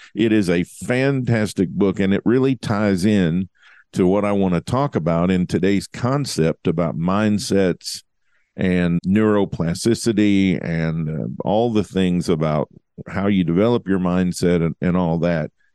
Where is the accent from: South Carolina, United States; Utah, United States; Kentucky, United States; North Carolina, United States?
Kentucky, United States; Lola; moved away; There's only about forty-five people, maybe fifty people that live in my hometown now